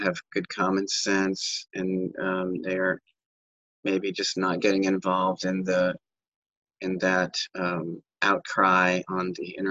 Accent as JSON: {"language": "English", "country": "United States", "said": "being an American"}